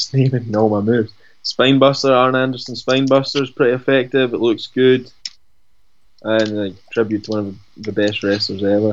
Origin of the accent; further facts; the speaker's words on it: Dunfermline, Scotland, United Kingdom; I grew up in Dunfermline